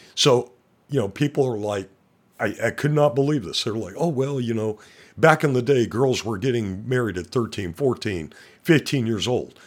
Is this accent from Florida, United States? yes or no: no; Montana, United States; I'm from Montana